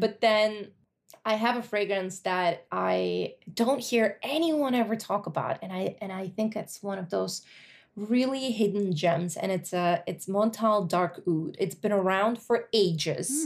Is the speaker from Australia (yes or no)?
no; Russia; moved away; when I was growing up in the eighties and, like, early nineties